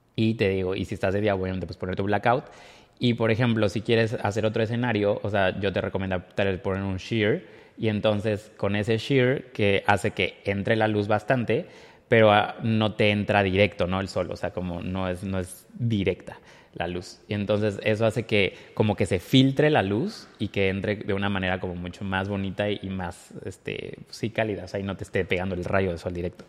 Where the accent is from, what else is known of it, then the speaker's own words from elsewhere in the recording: Córdoba, Veracruz, Mexico; moved away; en Córdoba, de donde soy yo